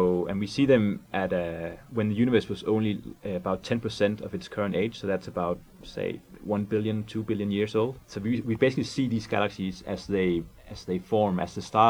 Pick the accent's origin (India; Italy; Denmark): Denmark; English is a second language; moved away as an adult; also born or lived in Scotland; now in California, United States; I'm from Denmark